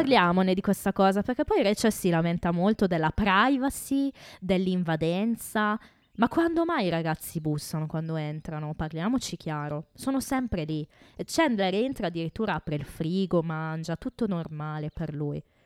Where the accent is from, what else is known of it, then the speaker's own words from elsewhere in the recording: Italy; quello con le origini del nostro bel paese